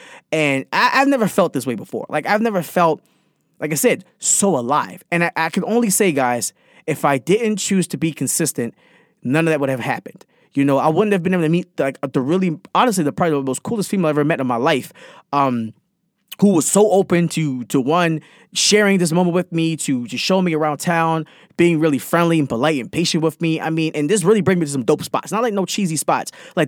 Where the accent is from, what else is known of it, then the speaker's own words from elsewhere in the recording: Jamaica; I'm Jamaican.